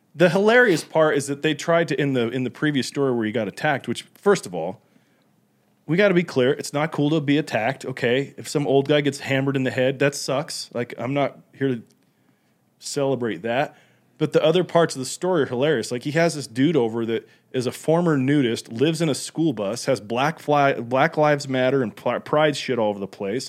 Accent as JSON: {"language": "English", "region": "Utah", "country": "United States", "said": "I'm from Utah"}